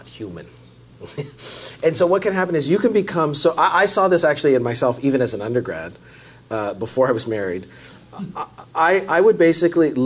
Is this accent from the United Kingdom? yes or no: no; Canada; now in United States; I'm Canadian